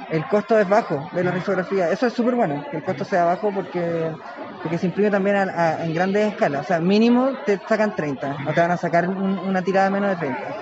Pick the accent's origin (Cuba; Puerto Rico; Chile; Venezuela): Chile; Valparaíso; yo soy de Valparaíso